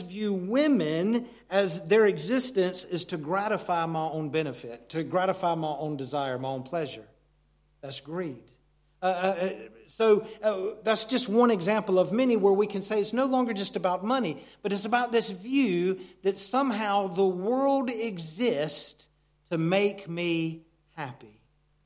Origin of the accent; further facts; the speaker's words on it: United States; moved away; Where Christy and I grew up in America, it's a very mountainous region